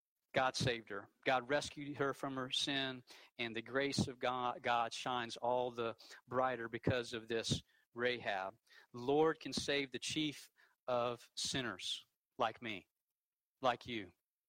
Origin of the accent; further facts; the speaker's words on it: the Bible Belt, United States; You know, I grew up in the Bible Belt. My parents go to church.